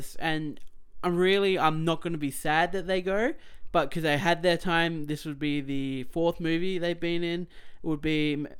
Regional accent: Australia; we're Australian.

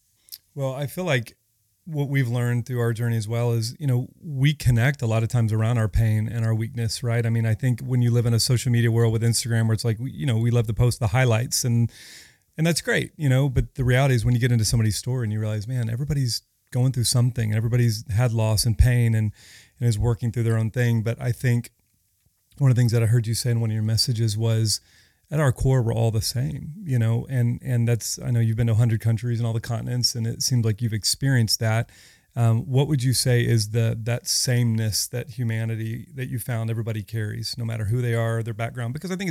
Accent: Dallas, Texas, United States; now in Los Angeles, United States; I'm from Dallas.

